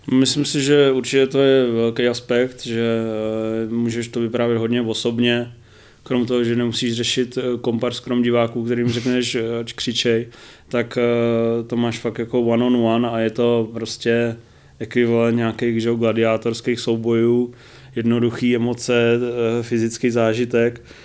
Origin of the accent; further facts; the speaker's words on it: Brno, South Moravian Region, Czechia; jsem z Brna